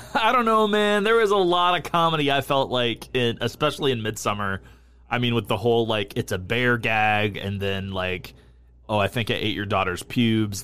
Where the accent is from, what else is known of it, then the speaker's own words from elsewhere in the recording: New England, United States; I grew up in New England